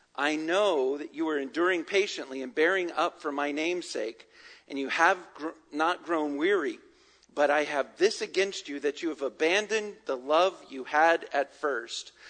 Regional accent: Virginia, United States; now in Atlanta, United States; growing up in Virginia

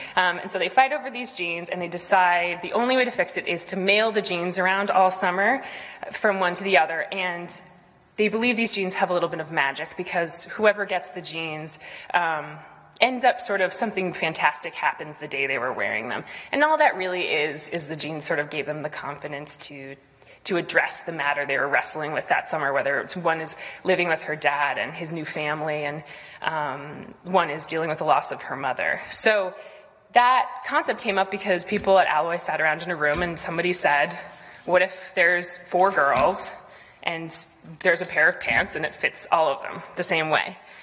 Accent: Boston, Massachusetts, United States; elements of Boston, of growing up here

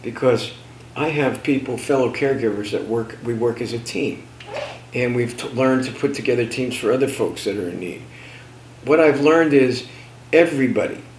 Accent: New Jersey, United States; I'm from Jersey

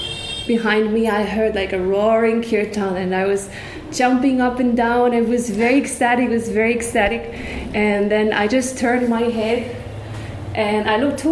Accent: Switzerland; moved away as an adult; now in Vrindavan, India; I was born in Switzerland

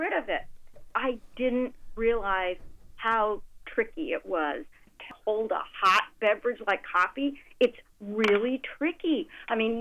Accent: Texas, United States; moved away; my home state of Texas

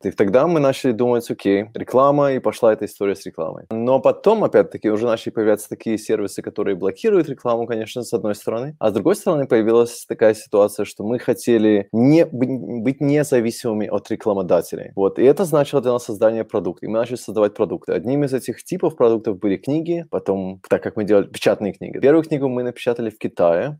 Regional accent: Minsk, Belarus; moved away as an adult; now in Germany; я родился сам в Минске в тысяча девятьсот восьмидесятом году, восьмой февраля, если это кого-то интересует. И где-то около двухтысячного года я приехал в Германию

